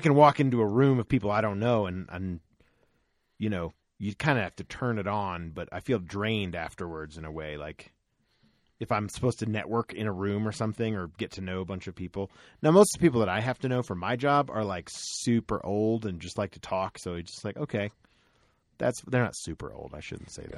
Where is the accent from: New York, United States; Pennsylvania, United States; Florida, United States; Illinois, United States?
Florida, United States; I grew up in Florida